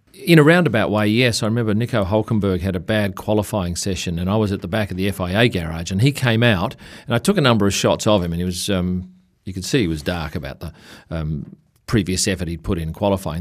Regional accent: Australia; we come from Australia, we, we see spiders and snakes in our house

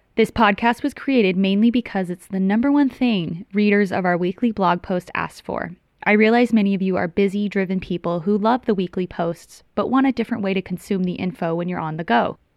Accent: Tucson, Arizona, United States; moved away as an adult; also born or lived in Los Angeles; I'm from Tucson, Arizona

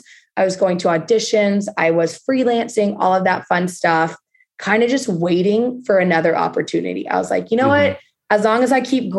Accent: Texas, United States; moved away as an adult; now in Los Angeles, United States; normal Texas girl

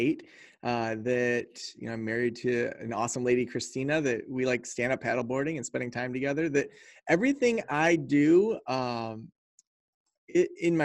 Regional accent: Traverse City, Michigan, United States; I was raised in Traverse City, Michigan, went off, traveled around quite a bit, and then we landed back here in Traverse City, Michigan

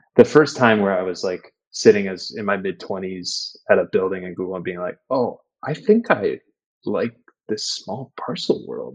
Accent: McFarland, Wisconsin, United States; also born or lived in Madison, Wisconsin; now in Chicago, United States; I was born in Madison, grew up in a little town called McFarland, just outside of Madison.

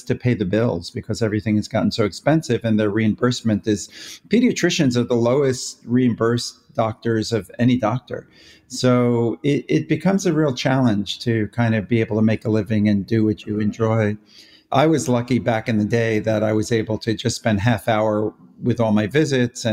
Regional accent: New York, United States; moved away as an adult; now in Los Angeles, United States; I'm originally a New Yorker, but been out here for a long, long time

